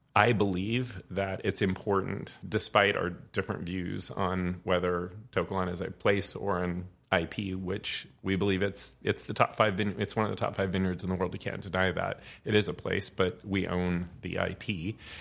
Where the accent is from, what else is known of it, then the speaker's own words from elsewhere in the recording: Santa Rosa, California, United States; I'm a Sonoma County boy. I was born and raised in Santa Rosa